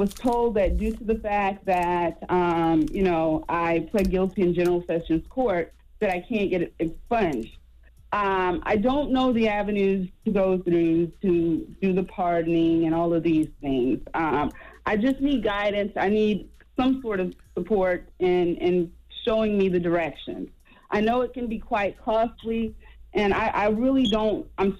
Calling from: Beaufort, South Carolina, United States; Well, first of all, I'm calling from Beaufort, South Carolina.

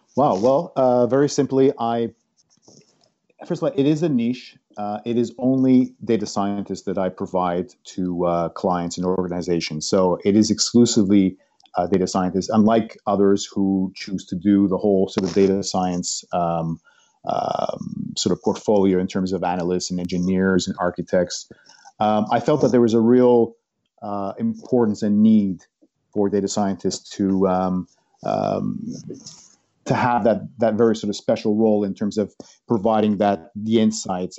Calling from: London, United Kingdom; I'm calling from beautiful London.

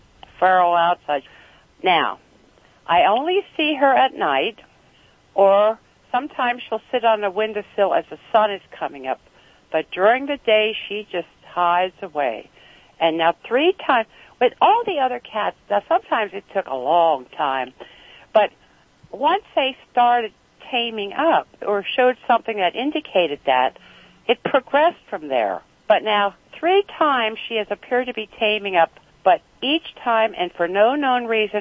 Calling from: Reamstown, Pennsylvania, United States; I'm calling from Reamstown, Pennsylvania. It's near, well, it's between Lancaster and Reading.

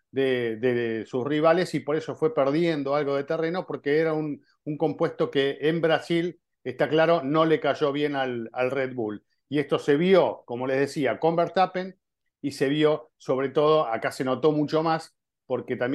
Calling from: Mexico City, Mexico; Hola formuleros, soy … de la Ciudad de México y mi pregunta es

